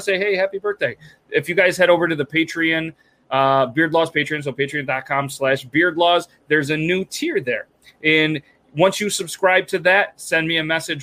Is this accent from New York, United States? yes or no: yes; New York, United States; We're all from New York.